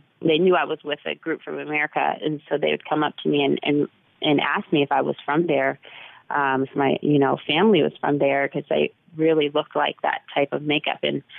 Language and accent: English; Texas, United States; born there; I'm like, Texas, you know, I was born in Texas, and they'd be like shocked.